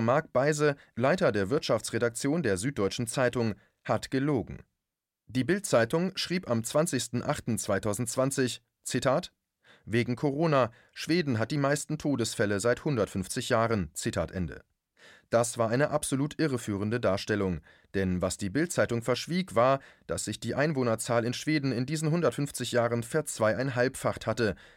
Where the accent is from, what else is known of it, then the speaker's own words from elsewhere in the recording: Germany; bei uns in Deutschland